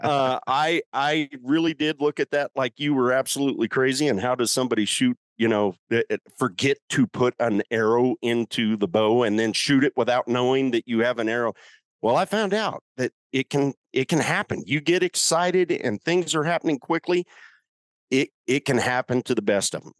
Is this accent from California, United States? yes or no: no; Colorado, United States; I'm from Colorado